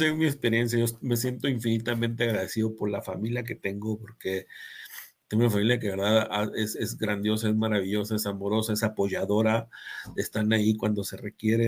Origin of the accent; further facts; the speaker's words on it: Mexico; Yo me siento muy mexicano